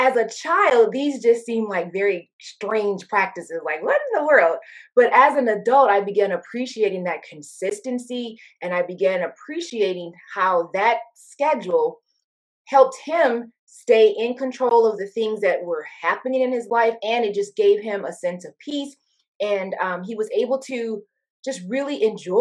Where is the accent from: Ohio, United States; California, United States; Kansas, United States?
Ohio, United States; Toledo; I grew up in Toledo, Ohio, a working class community south of Detroit